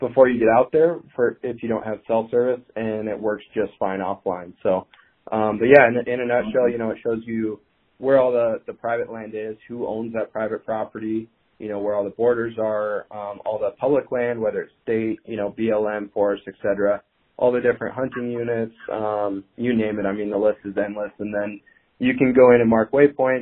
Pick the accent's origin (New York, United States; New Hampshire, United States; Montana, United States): Montana, United States; eastern; I was born and raised in Montana, but in eastern Montana